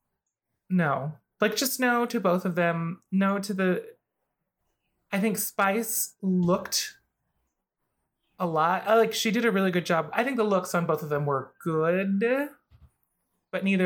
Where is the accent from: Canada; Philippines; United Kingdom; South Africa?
Philippines; a fellow Filipina woman